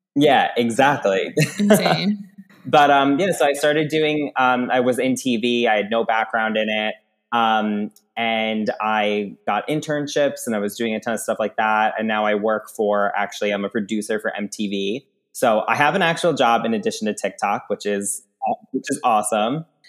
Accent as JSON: {"language": "English", "area": "Long Island", "region": "New York", "country": "United States", "tie": "born or raised there", "moved": "yes", "said": "I'm from Long Island, grew up there"}